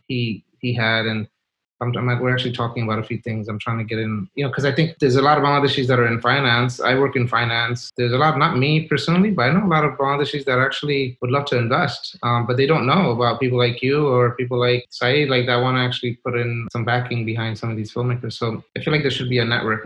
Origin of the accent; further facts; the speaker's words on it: New York City, New York, United States; I grew up in Brooklyn, New York, in Kensington.